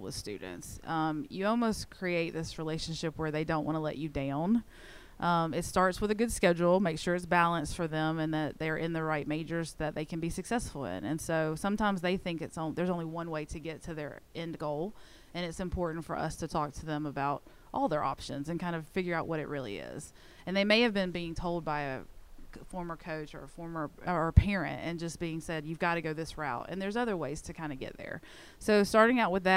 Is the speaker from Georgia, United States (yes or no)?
yes; Georgia, United States; moved away; growing up in Georgia